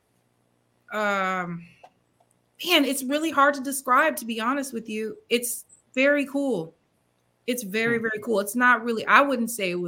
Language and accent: English; Peoria, Illinois, United States; my hometown of Peoria, Illinois